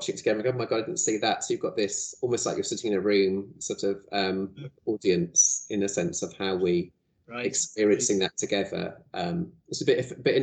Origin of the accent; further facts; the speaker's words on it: North Cambridgeshire, East of England, United Kingdom; I was born in North Cambridshire, so and I went and lived here for a year when I did my Art Foundation course